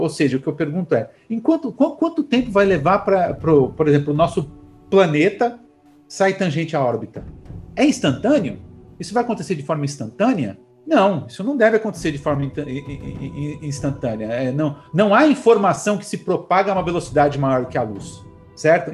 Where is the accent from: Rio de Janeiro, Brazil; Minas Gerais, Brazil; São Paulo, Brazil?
São Paulo, Brazil; Taboão da Serra; nasci em São Paulo, mas passei toda a infância em Taboão da Serra